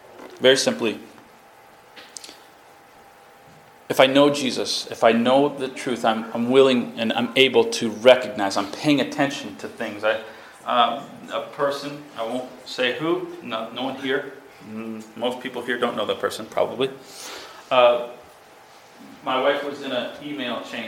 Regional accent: Massachusetts, United States; I'm from Massachusetts

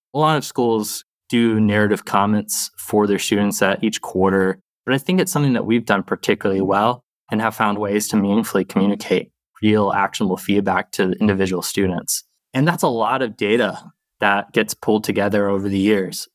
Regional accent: the South, United States; also born or lived in Boston; now in Seattle area, United States; I grew up in the South

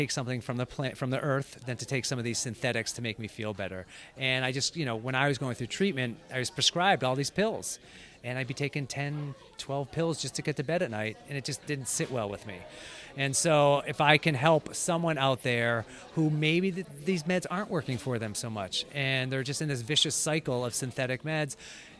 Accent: Lexington, Massachusetts, United States; I grew up in Lexington.

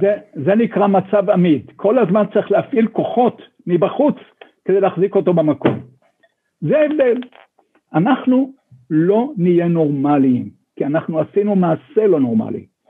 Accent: Sde Eliyahu, Northern District, Israel; now in Jerusalem, Israel; אני גדלתי בשדה אליהו

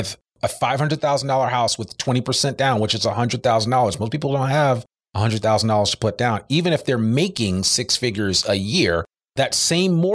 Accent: Northeast, United States; now in Arkansas, United States; I come from the Northeast

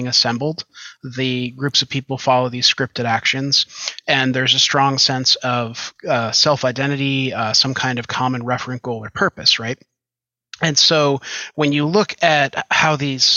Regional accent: Western New York, United States; I grew up out in Western New York

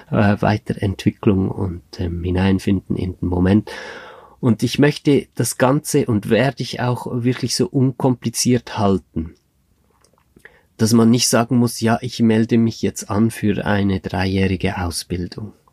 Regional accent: Switzerland; in der Schweiz, das ist in meiner Heimatregion

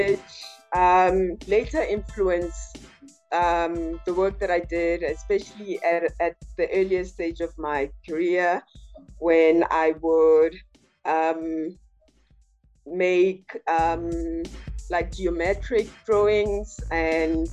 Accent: Pretoria, Gauteng, South Africa; now in Johannesburg, South Africa; visual artist based in Johannesburg, but I am originally from Pretoria, Mamelodi

